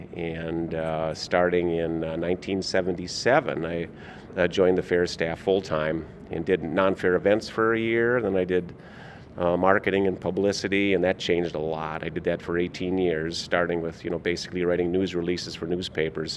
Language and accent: English; Minnesota, United States; I grew up in Minnesota